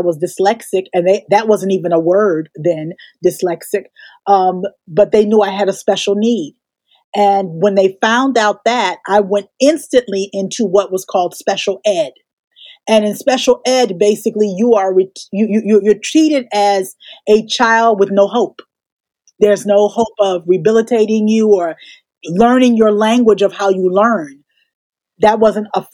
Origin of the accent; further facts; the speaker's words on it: Newark, New Jersey, United States; I grew up in Newark, New Jersey. So I'm a brick city girl